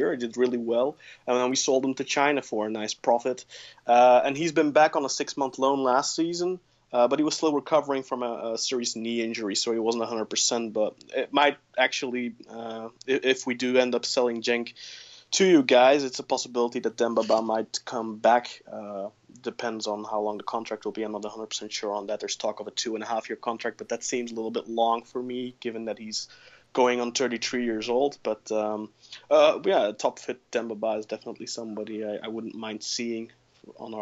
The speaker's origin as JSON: {"language": "English", "country": "Belgium", "said": "I'm from Belgium"}